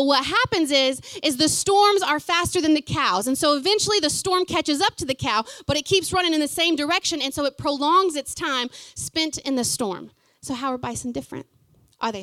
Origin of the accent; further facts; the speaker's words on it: Fort Gibson, Oklahoma, United States; moved away as an adult; now in New Zealand; before I left my hometown of Fort Gibson, small hometown